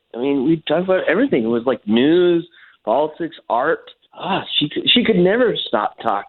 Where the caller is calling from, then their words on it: Longwood, Florida, United States; I'm calling you from Longwood.